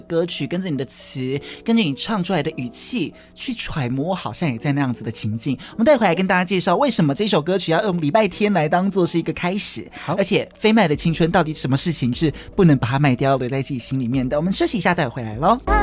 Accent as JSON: {"language": "Chinese", "town": "Kaohsiung", "country": "Taiwan", "said": "明明也是高雄的我"}